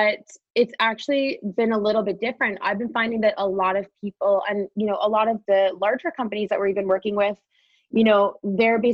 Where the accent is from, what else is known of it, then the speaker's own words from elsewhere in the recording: Wolfsburg, Ontario, Canada; my hometown of Wolfsburg